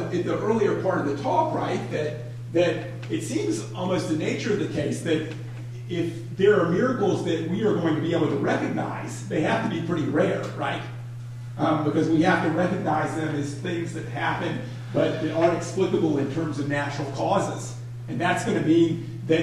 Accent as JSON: {"language": "English", "town": "Atlanta", "region": "Georgia", "country": "United States", "moved": "yes", "said": "I'm from Atlanta"}